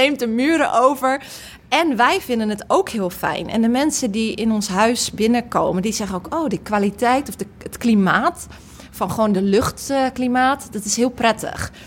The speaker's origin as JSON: {"language": "Dutch", "town": "Rotterdam", "region": "South Holland", "country": "Netherlands", "said": "ik kom uit Rotterdam, ik spreek die taal"}